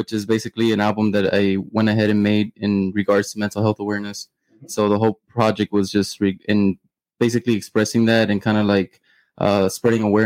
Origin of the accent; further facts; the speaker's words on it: McAllen, Texas, United States; also born or lived in Mission, Texas; I was born in McAllen